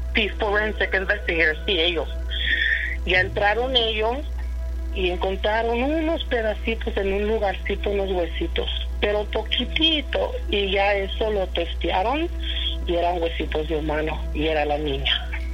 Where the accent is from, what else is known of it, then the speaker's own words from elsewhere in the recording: Mexico City, Mexico; somos de Iztapalapa